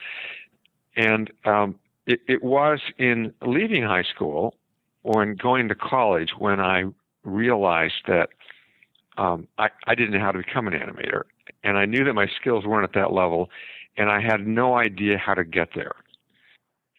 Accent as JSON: {"language": "English", "town": "Salt Lake City", "region": "Utah", "country": "United States", "tie": "born or raised there", "said": "I grew up in Utah and Salt Lake City."}